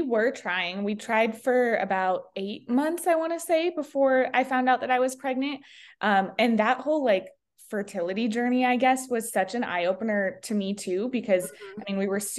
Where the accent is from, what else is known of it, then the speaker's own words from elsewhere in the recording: Sheridan, United States; We are from Sheridan.